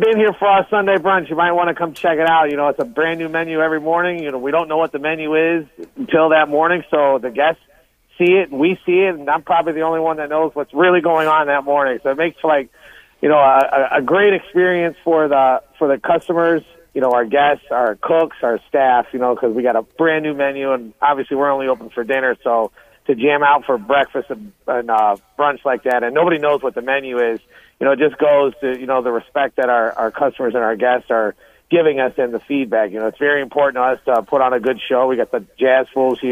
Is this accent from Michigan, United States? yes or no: yes; Southwest Michigan, United States; moved away; also born or lived in St. Joseph, Michigan / Benton Harbor, Michigan; we grew up in Southwest Michigan was a farming country